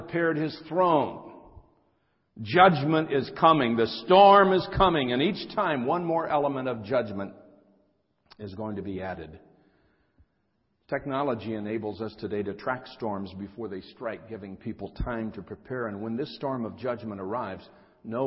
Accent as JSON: {"language": "English", "region": "Ohio", "country": "United States", "moved": "yes", "lives_now": "California, United States", "said": "I'm from Ohio, but I've been out here in California for many, many years"}